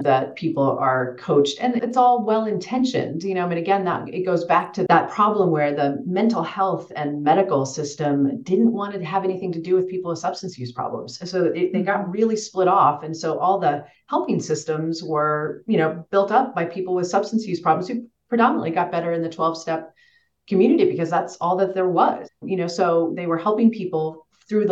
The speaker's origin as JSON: {"language": "English", "region": "Western Kansas", "country": "United States", "tie": "born or raised there", "moved": "yes", "said": "I grew up in Western Kansas in the middle of nowhere"}